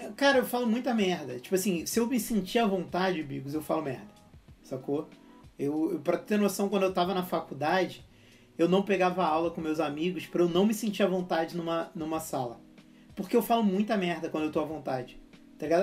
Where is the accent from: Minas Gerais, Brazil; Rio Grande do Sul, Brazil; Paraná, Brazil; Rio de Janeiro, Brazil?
Rio de Janeiro, Brazil; eu sou carioca